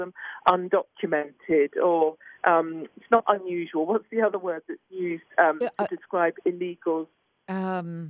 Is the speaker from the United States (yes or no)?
no; United Kingdom